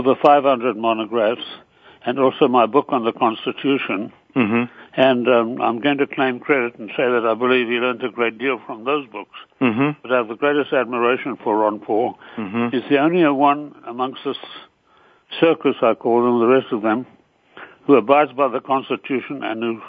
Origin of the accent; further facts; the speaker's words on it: Ireland; I'm Irish by nationality